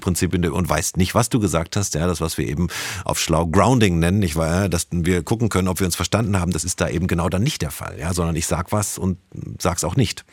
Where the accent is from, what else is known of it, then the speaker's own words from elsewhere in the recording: Germany; Wir als Deutsche